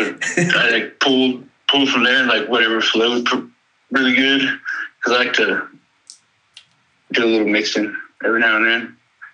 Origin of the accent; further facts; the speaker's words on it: the coast near Houston, Texas, United States; I'm from Texas all my life. Grew up on the coast down by Houston.